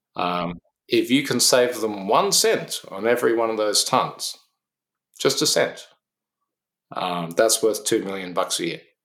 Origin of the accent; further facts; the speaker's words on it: Canberra, Australian Capital Territory, Australia; also born or lived in Oxford / United States; now in Sydney, Australia; I'm from Canberra originally